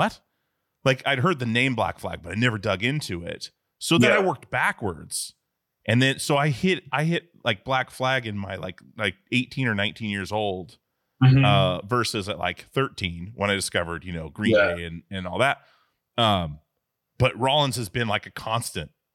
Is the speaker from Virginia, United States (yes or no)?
no; Alaska, United States; I grew up in Alaska